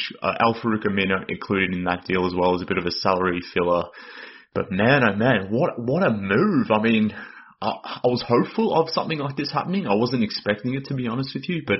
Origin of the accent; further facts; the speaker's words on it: Australia; accent: Australian; based on my accent, but I'm based in Australia.